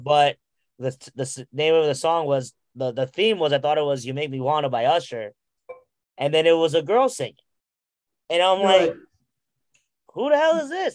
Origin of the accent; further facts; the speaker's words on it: Central New Jersey, United States; I'm from Central Jersey